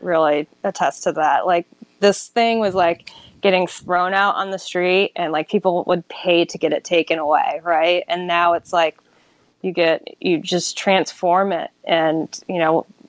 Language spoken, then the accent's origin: English; Syracuse, New York, United States; now in Charleston, United States; I'm from Syracuse, New York originally